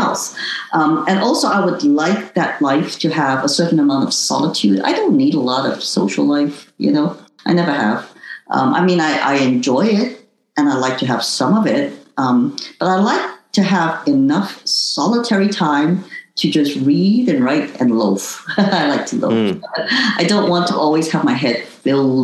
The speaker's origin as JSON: {"language": "English", "country": "Hong Kong", "tie": "born or raised there", "also_born_or_lived": "United States", "moved": "yes", "said": "having been born in Hong Kong and not as a local Chinese, but considered foreign as an Indonesian citizen"}